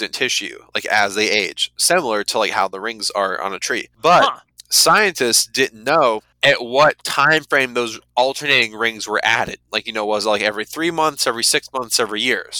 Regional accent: United States; as an American

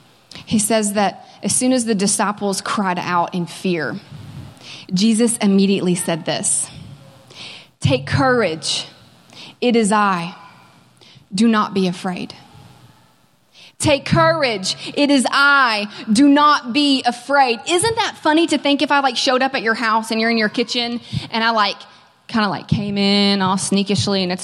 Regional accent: Kentucky, United States; moved away as an adult; now in California, United States; I am from Kentucky

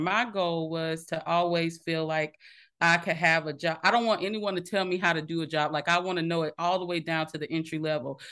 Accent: Minetta, South Carolina, United States; I was actually born and raised in Minetta, South Carolina, small town, no stoplights.

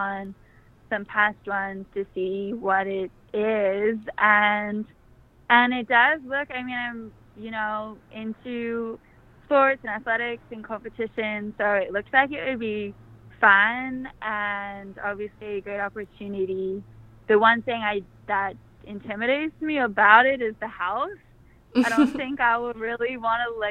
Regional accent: Worcester, Massachusetts, United States; also born or lived in Mission Viejo, California; I was born out here in California, in Mission Viejo, but I grew up on the East Coast, kind of near Boston.

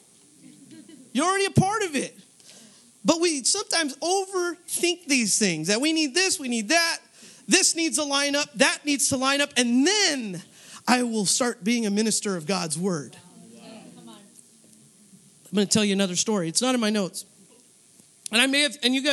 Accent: Northern California, United States; moved away as an adult; also born or lived in San Jose; I'm from Northern California. I came out here for school

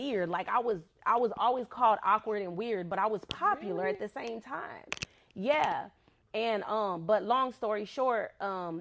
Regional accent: California, United States; moved away; I come from California

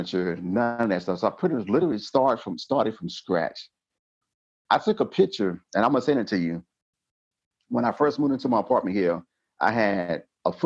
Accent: Georgia, United States; moved away as an adult; now in North Dakota, United States; I'm from Georgia.

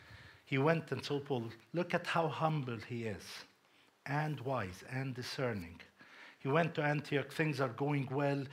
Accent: Cyprus; And I have Hellenistic upbringing as well. I mean, I was brought up in Cyprus.

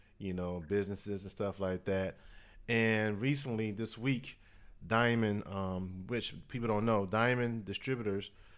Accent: Mississippi, United States; that's from my home state

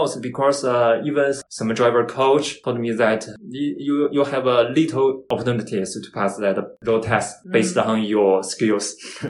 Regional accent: Beijing, China; English is a second language; moved away as an adult; now in Canada; I came from China, Beijing. I landed in Canada since last July, more than 1 year already.

